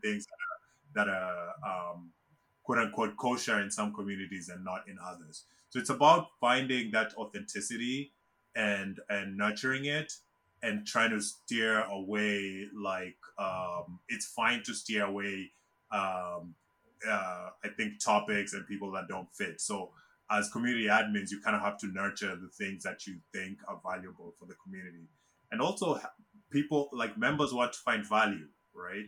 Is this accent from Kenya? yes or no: yes; Kenya; moved away as an adult; now in United States; I was born and raised in Kenya. Um, I left Kenya in 2000 to to come to the US to go to college